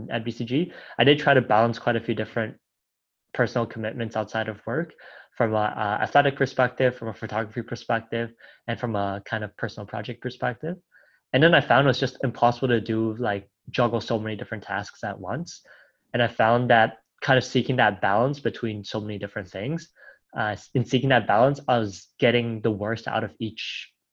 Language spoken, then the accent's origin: English; Toronto, Ontario, Canada; moved away as an adult; now in Dubai, United Arab Emirates; I grew up in Toronto